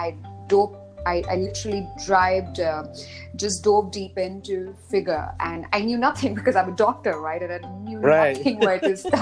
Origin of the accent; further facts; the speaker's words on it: Mumbai, Maharashtra, India; moved away as an adult; also born or lived in Dubai, United Arab Emirates; I've recently moved or created a second base back in Bombay, which is my hometown